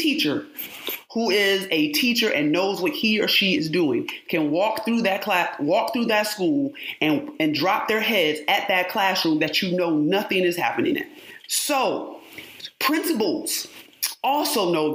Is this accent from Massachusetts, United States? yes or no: no; Rochester, New York, United States; I was born and raised in upstate New York. I'm from Rochester, New York